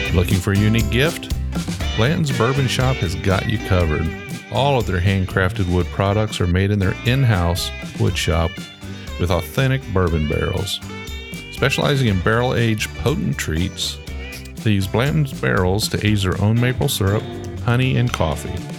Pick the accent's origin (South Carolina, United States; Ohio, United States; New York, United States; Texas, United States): Ohio, United States; moved away; I grew up in Ohio